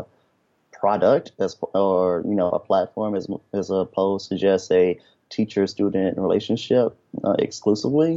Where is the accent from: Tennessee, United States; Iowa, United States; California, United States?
Tennessee, United States; Memphis; I'm originally from Memphis, Tennessee